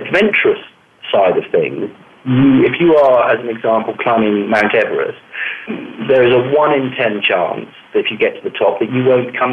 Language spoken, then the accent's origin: English; Malta; now in London, United Kingdom; I grew up in Malta, which is a fabulous little island right in the Mediterranean Sea.